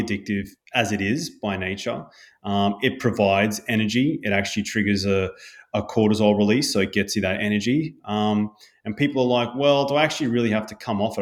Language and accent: English; Brisbane, Queensland, Australia; growing up in Bundaberg, but in Brisbane thirty years ago